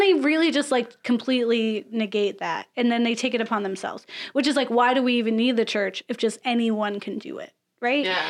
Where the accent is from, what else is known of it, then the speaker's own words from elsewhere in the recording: Florida, United States; I'm from Florida